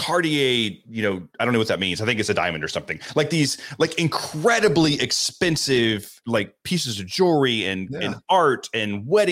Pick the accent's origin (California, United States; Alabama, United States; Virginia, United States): Alabama, United States; Pickens County; accent: Southern; also born or lived in Scottsboro, Alabama; I actually grew up in small town Alabama, Pickens County. Is where I lived until I was a freshman in high school